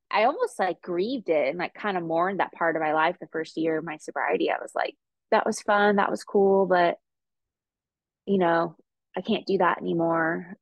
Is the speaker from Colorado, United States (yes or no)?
no; California, United States; I'm from California